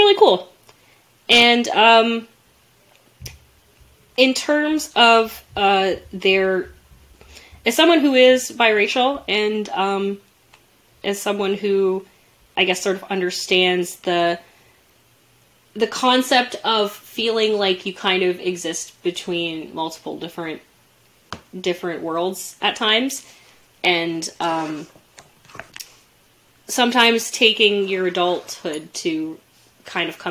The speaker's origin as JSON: {"language": "English", "country": "Canada", "tie": "born or raised there", "said": "somebody growing up in Canada"}